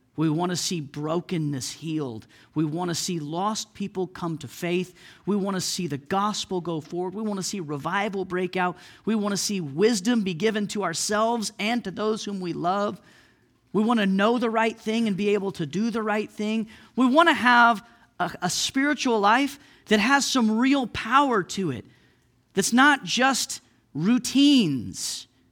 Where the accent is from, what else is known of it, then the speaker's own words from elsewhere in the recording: Oklahoma, United States; moved away as an adult; also born or lived in Missouri; now in Saint Louis, United States; I was from Oklahoma. I lived in Oklahoma all my life. I moved to Missouri